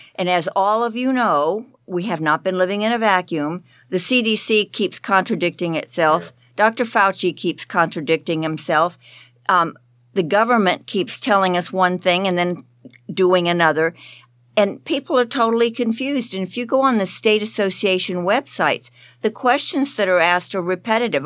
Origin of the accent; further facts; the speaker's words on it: Florida, United States; I'm from Florida.